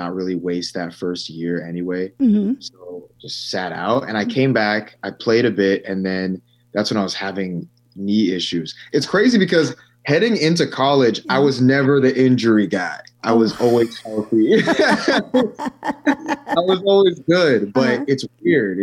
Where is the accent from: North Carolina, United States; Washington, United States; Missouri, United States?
Washington, United States; Lake Stevens; moved away as an adult; also born or lived in Illinois; now in New York, United States; growing up in Lake Stevens